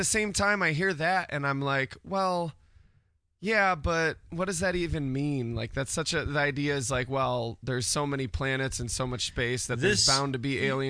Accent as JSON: {"language": "English", "town": "Syracuse", "region": "New York", "country": "United States", "tie": "born or raised there", "said": "In Syracuse. Been here my whole life."}